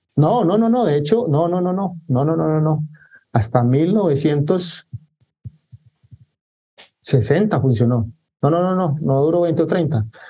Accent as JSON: {"language": "Spanish", "town": "Medellín", "region": "Antioquia", "country": "Colombia", "moved": "yes", "lives_now": "Barranquilla, Colombia", "said": "yo soy de Medellín, Colombia, pero actualmente vivo en Barranquilla, Colombia."}